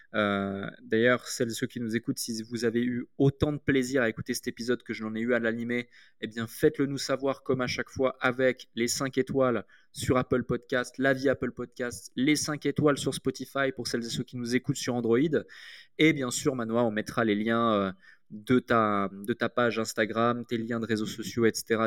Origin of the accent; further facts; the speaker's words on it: Switzerland; moved away as an adult; also born or lived in United Kingdom; now in Dubai, United Arab Emirates; je suis suisse, j'ai grandi en Suisse